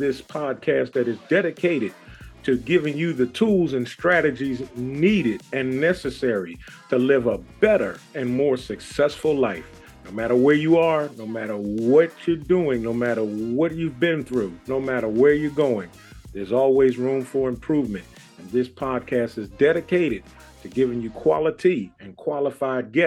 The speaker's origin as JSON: {"language": "English", "town": "Philadelphia", "region": "Pennsylvania", "country": "United States", "moved": "yes", "lives_now": "Raleigh, United States", "said": "I live in Raleigh, North Carolina, but I'm originally from Philadelphia"}